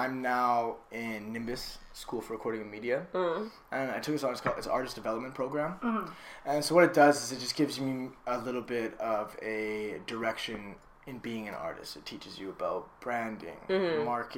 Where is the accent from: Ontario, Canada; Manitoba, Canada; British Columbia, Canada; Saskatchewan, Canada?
British Columbia, Canada; Kelowna; now in Vancouver, Canada; Vancouver, I was born here, so I grew up in Kelowna most of my life though.